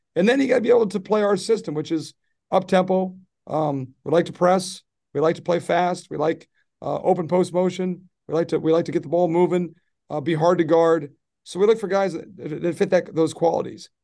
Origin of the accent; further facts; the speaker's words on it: Midwest, United States; moved away; I grew up in the Midwest